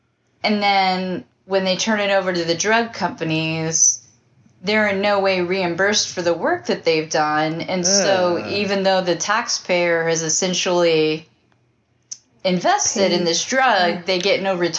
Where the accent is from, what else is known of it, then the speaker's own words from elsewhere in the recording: New York, United States; I'm not looking back. I'm actually from New York.